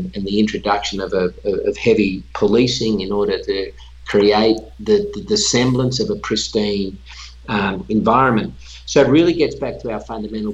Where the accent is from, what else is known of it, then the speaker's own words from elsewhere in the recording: Australia; moved away; that country, which is my home country